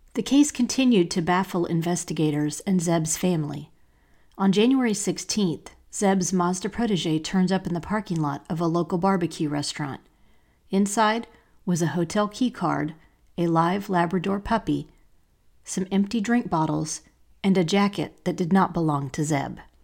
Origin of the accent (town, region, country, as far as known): Asheville, North Carolina, United States; born or raised there; moved away as an adult; also born or lived in Charlotte, North Carolina